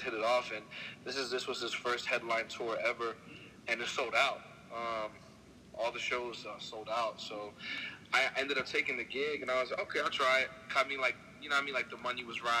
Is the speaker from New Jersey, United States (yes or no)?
yes; Egg Harbor City, New Jersey, United States; also born or lived in Brooklyn, New York; I was born in Brooklyn, New York until the age of like 6 or 7, I think. And I moved to New Jersey, went to school in South Jersey, Egg Harbor City, and flip-flopped from Brooklyn to Egg Harbor City my whole life